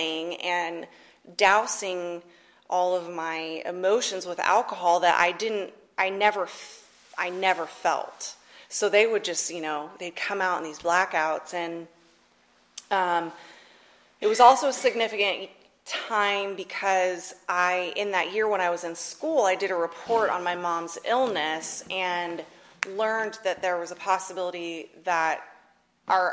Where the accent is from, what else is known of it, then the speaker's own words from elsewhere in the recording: Northern California, United States; moved away as an adult; also born or lived in Atchison, Kansas; I grew up in Northern California.